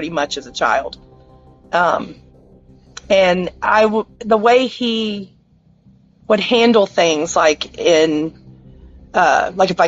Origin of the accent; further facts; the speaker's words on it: Florida, United States; I grew up in a small town in Florida, little country town